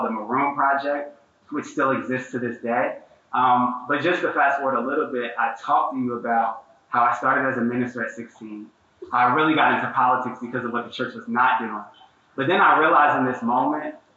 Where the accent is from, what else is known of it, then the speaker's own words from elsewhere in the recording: Newark, New Jersey, United States; I'm from York, New Jersey